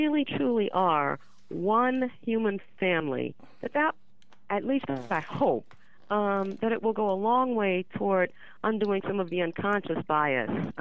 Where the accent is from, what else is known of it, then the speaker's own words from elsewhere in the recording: New Orleans, Louisiana, United States; I was born in 1953 in New Orleans